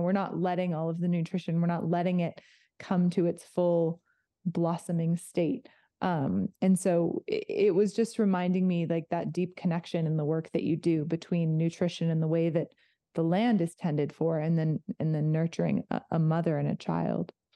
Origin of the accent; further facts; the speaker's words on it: outside of Los Angeles, California, United States; moved away; I grew up outside of Los Angeles